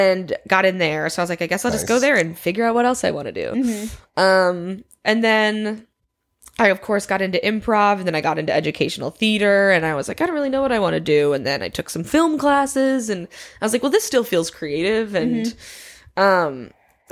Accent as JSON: {"language": "English", "region": "Michigan", "country": "United States", "said": "I'm from Michigan. I grew up doing theater since I was like six."}